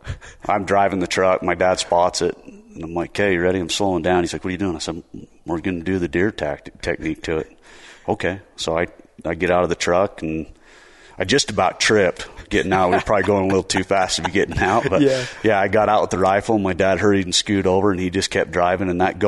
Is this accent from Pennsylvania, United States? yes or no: no; Spanish Fork, Utah, United States; Spanish Fork.